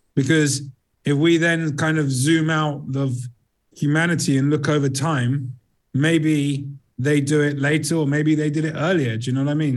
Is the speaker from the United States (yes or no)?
no; England, United Kingdom; also born or lived in south of Spain; now in Spain; I hail from England, but I live in sunnier place.